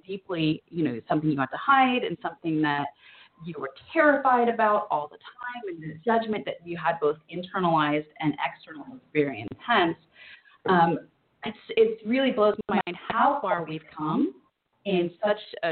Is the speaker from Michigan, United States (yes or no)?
no; Orange County, California, United States; I grew up in Orange County, California.